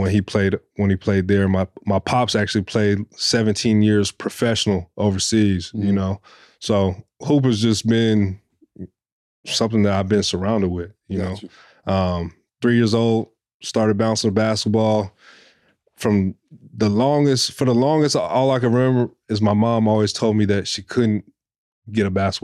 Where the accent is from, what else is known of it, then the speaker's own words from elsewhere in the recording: Fresno, California, United States; born there; But yeah, man, born in Fresno, California, 5'5'9 kid, started hooping when I was probably around 3 years old